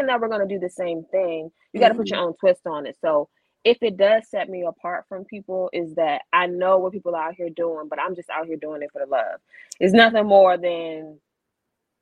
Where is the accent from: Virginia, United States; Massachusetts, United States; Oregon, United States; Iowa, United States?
Virginia, United States; Richmond; I'm a Richmond native